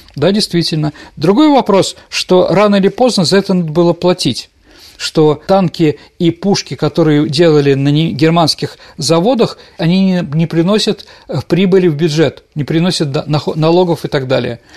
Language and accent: Russian; Saint Petersburg, Russia; я питерский мальчик, которого воспитали в определенном направлении